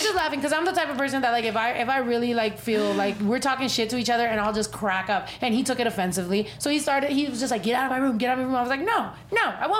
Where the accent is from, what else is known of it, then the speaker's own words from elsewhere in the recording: Mexico; because I'm not bullshitting when I say I was raised in Mexico. Like, literally, as much as my mom can send me to Mexico, I was in Mexico.